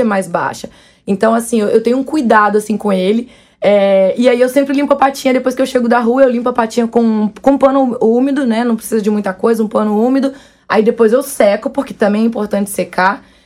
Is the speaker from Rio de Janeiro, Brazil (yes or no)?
yes; Varre-Sai, Rio de Janeiro, Brazil; desde criança, criada com os bichos mesmo. Porque eu sou do interior do Rio, né? Da, da roça.